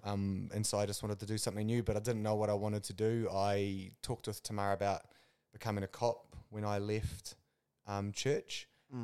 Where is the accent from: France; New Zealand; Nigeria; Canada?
New Zealand; Kapiti Coast, Wellington; born and bred in the Kapiti Coast.